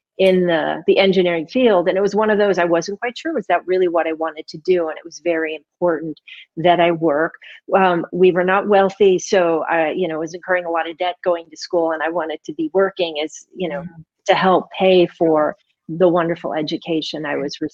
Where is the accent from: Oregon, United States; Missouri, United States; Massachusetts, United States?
Missouri, United States; St. Louis; moved away as an adult; also born or lived in Millersburg, Missouri / Chicago, Illinois / North Carolina; I was born and raised in St. Louis, Missouri, to my wonderful parents.